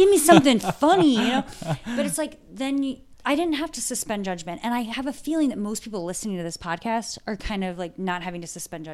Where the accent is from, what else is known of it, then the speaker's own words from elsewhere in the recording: Ohio, United States; I have family from Western Pennsylvania and I'm from Ohio and family in South Carolina